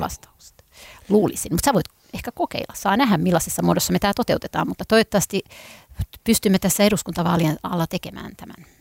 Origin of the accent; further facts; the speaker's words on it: Helsinki, Uusimaa, Finland; Mä oon kotoisin täältä